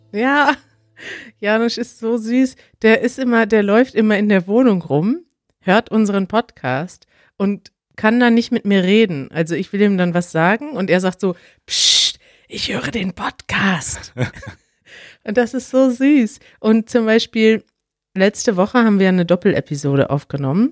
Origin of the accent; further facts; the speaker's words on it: Connecticut, United States; German is a second language; Ich komme aus Connecticut in den USA